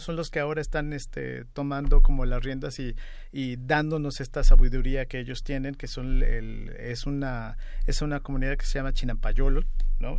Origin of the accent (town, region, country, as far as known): Mexico